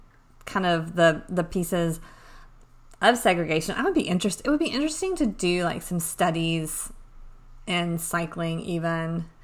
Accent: East Tennessee, United States; I grew up in neighborhoods in East Tennessee

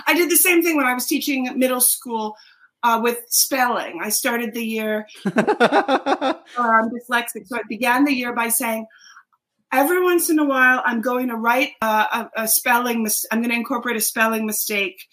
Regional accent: Dix Hills, New York, United States; The middle of the island, Dix Hills

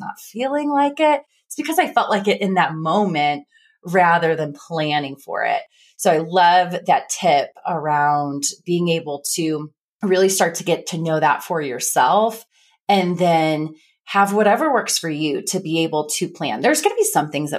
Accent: Midwest, United States; accent: Midwest; That's my Midwest accent

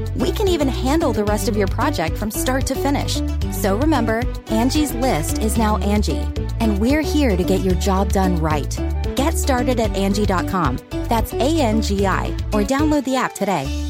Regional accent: Massachusetts, United States; I'm born and raised in Massachusetts.

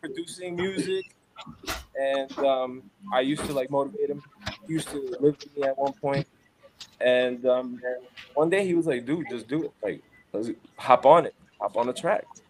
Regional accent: New York City, New York, United States; now in Phoenix, Arizona, United States; I'm from Crown Heights, Brooklyn. Grew up there for years of my life

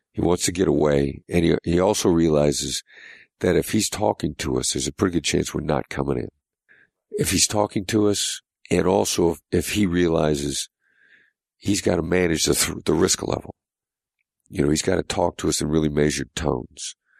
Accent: Mount Pleasant, Iowa, United States; moved away; I grew up in a small town in Iowa

